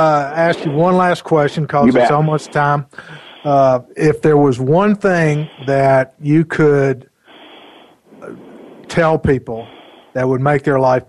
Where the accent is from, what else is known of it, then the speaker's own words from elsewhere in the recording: the South, United States; I'm from the South.